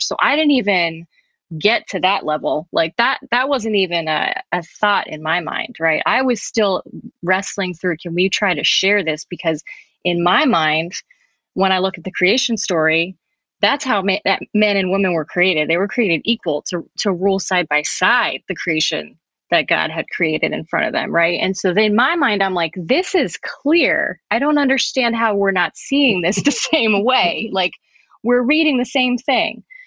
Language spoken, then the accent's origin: English; New Jersey, United States; I'm also from New Jersey